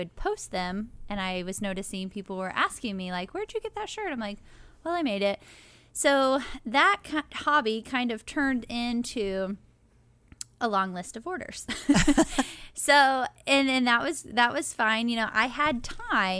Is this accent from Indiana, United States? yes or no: yes; Seymour, Indiana, United States; I am from Seymour